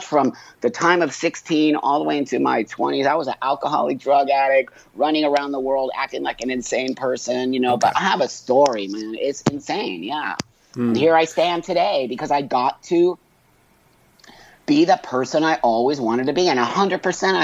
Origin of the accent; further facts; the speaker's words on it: Los Angeles, California, United States; I was born in 1962 in Los Angeles in the Valley